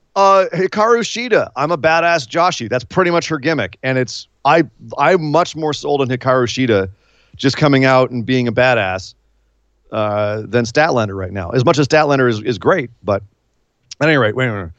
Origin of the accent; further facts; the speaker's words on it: San Francisco, California, United States; my hometown of San Francisco, or home area of San Francisco, the, up in the Bay Area